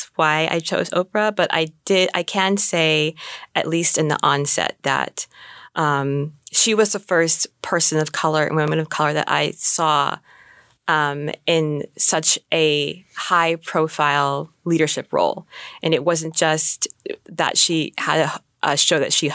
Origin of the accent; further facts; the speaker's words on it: Juneau, Alaska, United States; Growing up in Juneau, there's not a very large Black community